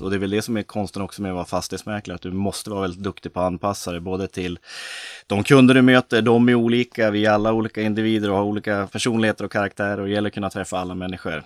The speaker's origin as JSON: {"language": "Swedish", "town": "Östersund", "region": "Jämtland", "country": "Sweden", "tie": "born or raised there", "moved": "yes", "said": "född och uppvuxen i Norrlands inland, Östersund."}